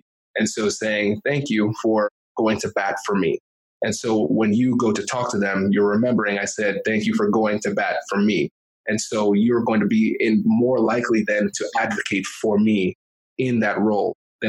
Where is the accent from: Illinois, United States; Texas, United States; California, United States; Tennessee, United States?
California, United States; I'm from California, so I would say hella student loan debt.